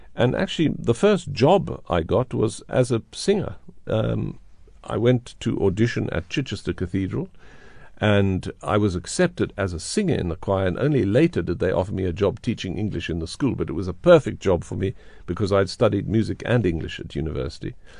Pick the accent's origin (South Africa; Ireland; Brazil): South Africa; moved away as an adult; also born or lived in Johannesburg; growing up in South Africa, going abroad, coming back to this country that I love so much